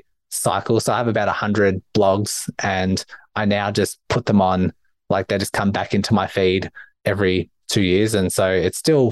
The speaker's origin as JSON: {"language": "English", "country": "Australia", "accent": "Australian", "said": "my Australian accent"}